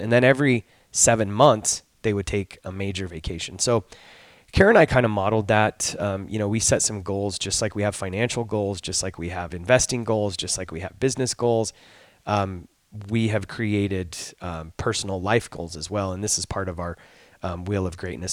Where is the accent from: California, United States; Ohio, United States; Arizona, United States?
Arizona, United States; I'm from Arizona.